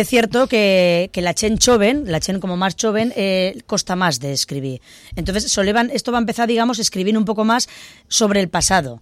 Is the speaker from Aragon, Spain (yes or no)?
yes; Ribagorza, Aragon, Spain; accent: Ribagorzan; first language Ribagorzan Aragonese; ¿Yo puedo hablar en ribagorzano?